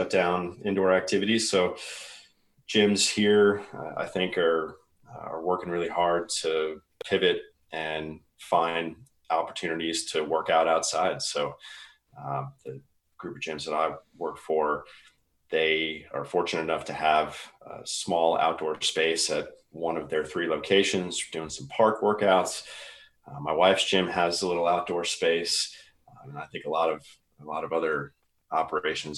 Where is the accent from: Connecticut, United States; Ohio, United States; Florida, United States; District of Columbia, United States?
District of Columbia, United States; Washington; moved away as an adult; now in San Diego, United States; back in my hometown of Washington, D.C.